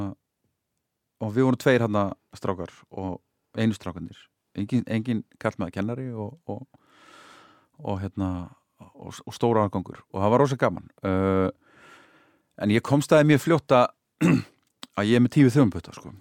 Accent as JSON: {"language": "Icelandic", "town": "Hafnarfjörður", "region": "Capital Region", "country": "Iceland", "tie": "born or raised there", "said": "ég flutti þá upp á Holt sko. þá, hérna, eh, sem var þá bara svona í hverfi í nýbyggingu sko. Holti í Hafnaveri"}